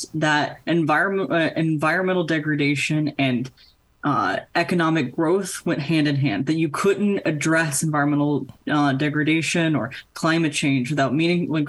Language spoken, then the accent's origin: English; North Carolina, United States; my home state of North Carolina